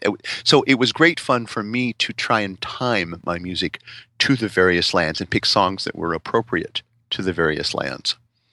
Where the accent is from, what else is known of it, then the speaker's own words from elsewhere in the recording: Alabama, United States; you're from Alabama, I'm from Alabama, you know, that kind